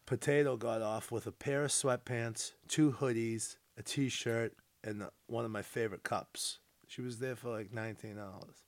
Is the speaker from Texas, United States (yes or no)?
no; North Shore, Massachusetts, United States; I'm from the North Shore